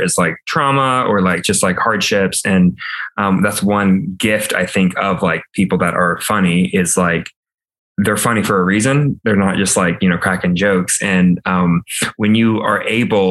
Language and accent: English; Alabama, United States; moved away as an adult; now in Los Angeles, United States; I'm a 26 flaming homosexual living in Los Angeles. I am from Alabama.